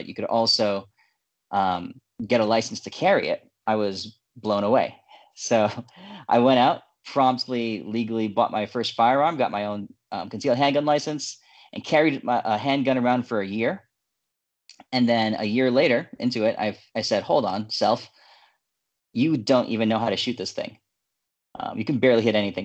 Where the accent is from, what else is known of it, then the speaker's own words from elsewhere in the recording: New York, United States; moved away as an adult; now in Oregon, United States; I grew up in New York